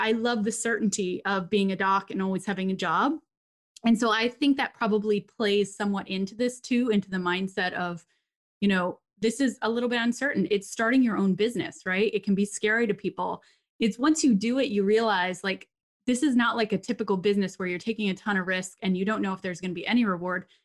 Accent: Papua New Guinea; I grew up in Papua New Guinea, and my dad was like, you know, the director of the hospital

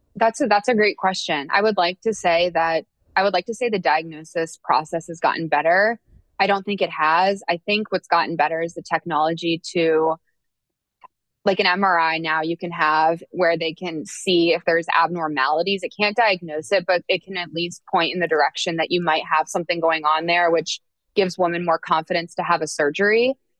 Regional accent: Oakville, Ontario, Canada; also born or lived in Ohio / San Francisco / New York; now in Atlanta, United States

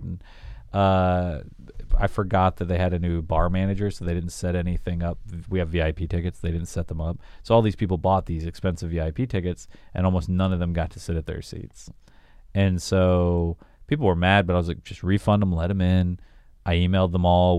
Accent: Augusta, Georgia, United States; moved away as an adult; also born or lived in Wichita, Kansas; I moved from Augusta, Georgia to Wichita, Kansas, Wichita was, like, four times more populated than where I grew up

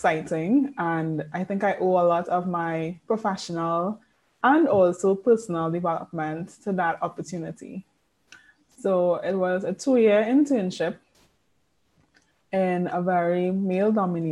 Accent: Trinidad & Tobago; I am born and bred in Trinidad and Tobago. Spent all my life here in this slice of paradise.

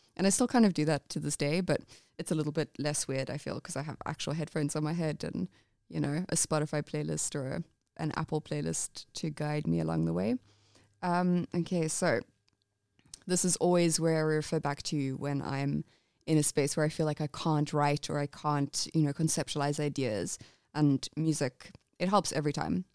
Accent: England, United Kingdom; I'm English.

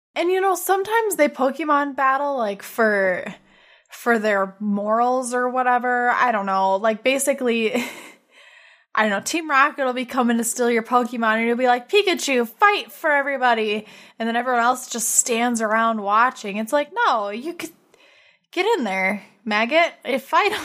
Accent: South Dakota, United States; moved away; we're from South Dakota

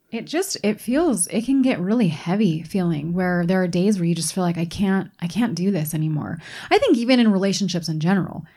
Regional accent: East Coast, United States; now in Utah, United States; where I grew up on the East Coast

